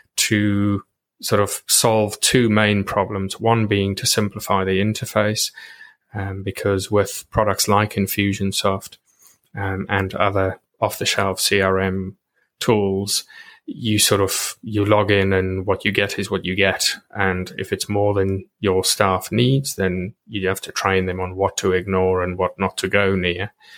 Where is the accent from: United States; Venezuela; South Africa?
South Africa; moved away as an adult; I grew up in South Africa and then I came over here